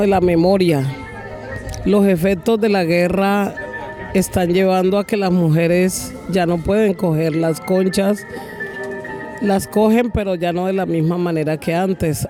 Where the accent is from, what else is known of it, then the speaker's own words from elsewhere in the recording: Pacific region, Colombia; soy eh, mujer del Pacífico